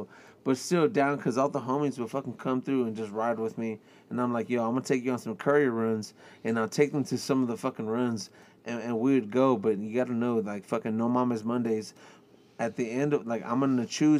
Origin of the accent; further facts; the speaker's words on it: Houston, Texas, United States; I'm from Northside